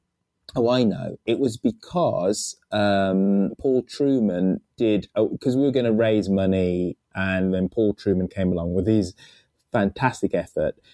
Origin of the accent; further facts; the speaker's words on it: Birmingham, West Midlands, United Kingdom; in Birmingham, my hometown